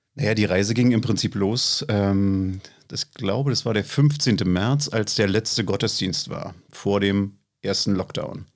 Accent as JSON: {"language": "German", "region": "East Germany", "country": "Germany", "tie": "born or raised there", "also_born_or_lived": "Fürstenwalde", "said": "ich bin ja ein Kind der DDR"}